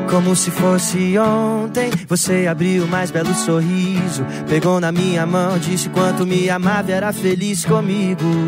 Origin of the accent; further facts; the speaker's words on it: Rio Grande do Sul, Brazil; do Rio Grande do Sul, que foi da onde eu cresci